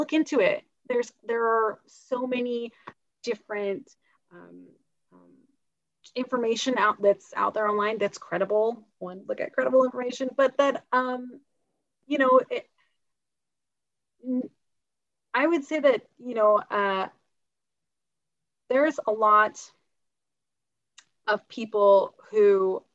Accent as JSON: {"language": "English", "region": "Utah", "country": "United States", "tie": "born or raised there"}